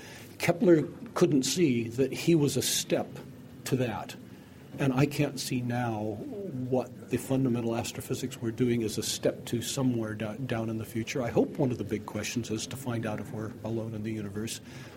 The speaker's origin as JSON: {"language": "English", "country": "United Kingdom", "accent": "North American", "said": "You can hear I have a North American accent, even though I am British. I'm one of these immigrants you read so much about."}